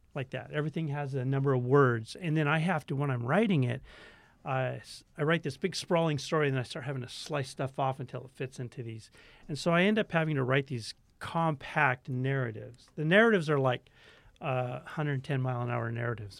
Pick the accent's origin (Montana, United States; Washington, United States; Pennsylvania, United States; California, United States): Washington, United States; Tacoma; Tacoma, Washington.